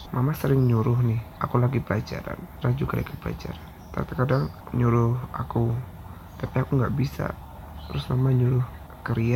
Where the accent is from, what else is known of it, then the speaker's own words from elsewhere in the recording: Ponjong, Special Region of Yogyakarta, Indonesia; also born or lived in Jakarta; Aku lahir di Jakarta, tapi pindah ke Gunung Kidul pas umur tahunan lah, tepatnya di Desa Ponjong.